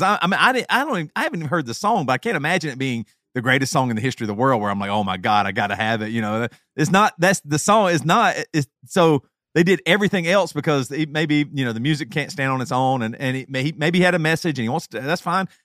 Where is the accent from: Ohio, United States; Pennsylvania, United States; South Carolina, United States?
South Carolina, United States; now in Champaign, United States; growing up in South Carolina